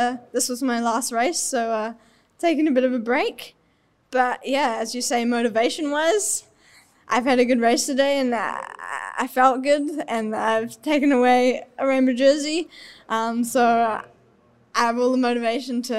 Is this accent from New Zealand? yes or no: yes; New Zealand; accent: Kiwi; my Aussie accent, because definitely it's on the Kiwi side.